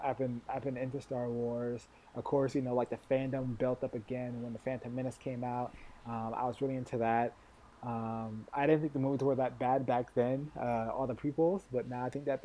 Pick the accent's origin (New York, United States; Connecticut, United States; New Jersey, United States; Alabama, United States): Connecticut, United States; I grew up in Connecticut